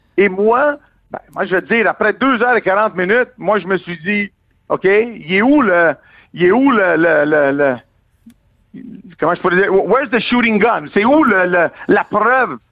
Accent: Quebec, Canada; en tant que Québécois

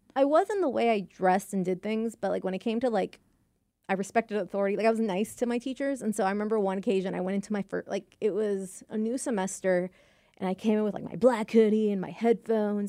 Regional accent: Texas, United States; also born or lived in United Kingdom; my Texas high school had a British club, and I'm actually Brit-, a British citizen

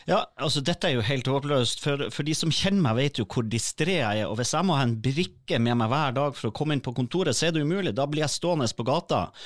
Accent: Northern Norway, Norway; jeg kommer jo fra Nord-Norge

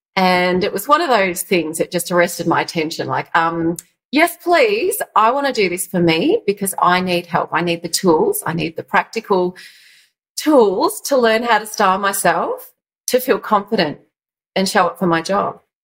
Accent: Yarra Valley, east of Melbourne, Victoria, Australia; I grew up in the Yarra Valley of uh, of Melbourne, east of Melbourne

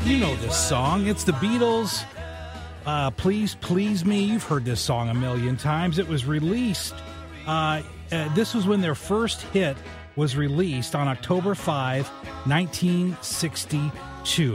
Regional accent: West Frankfort, Illinois, United States; now in Saint Louis, United States; my hometown of West Frankfort, Illinois.

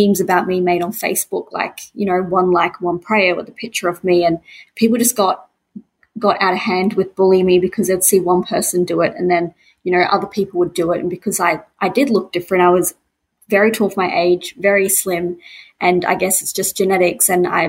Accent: Brisbane, Queensland, Australia; I'm from Brisbane, Queensland, and I'm a very creative person

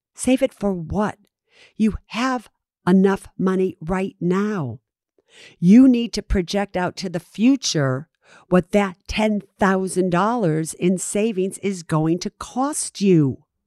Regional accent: San Francisco, California, United States; I'm from San Francisco

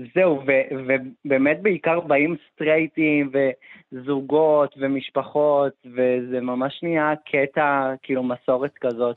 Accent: Petah Tikva, Central District, Israel; גדלתי בפתח תקווה, כל החיים גרתי פה

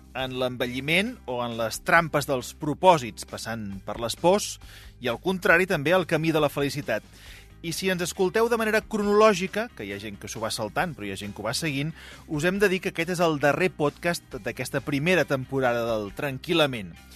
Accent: Catalonia, Spain; Jo, com a bon català

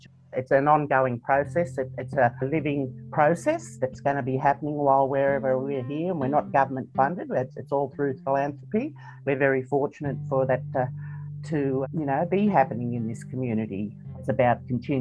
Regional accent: Moree, New South Wales, Australia; born and bred in Moree

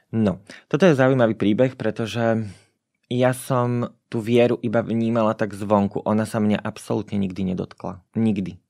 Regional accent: Spišská Nová Ves, Košice Region, Slovakia; Ja som sa narodila v Spiskej Novej Vsi, kde doteraz žijem

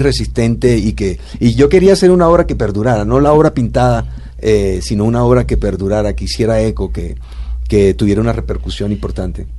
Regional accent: southern Bolívar, Colombia; el sur de Bolívar, de donde yo vengo

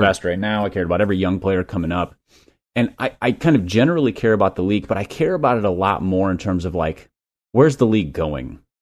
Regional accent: Minnesota, United States; I grew up in Minnesota

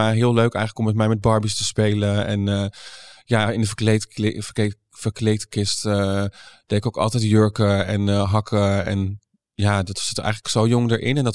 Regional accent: Doetinchem, Gelderland, Netherlands; born there; Eh, ja, ik, ik ben eh, geboren in Doetinchem.

